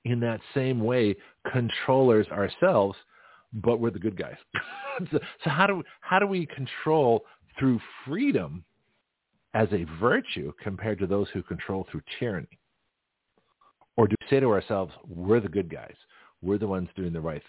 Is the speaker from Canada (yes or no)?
yes; Toronto, Ontario, Canada; now in United States; being from Toronto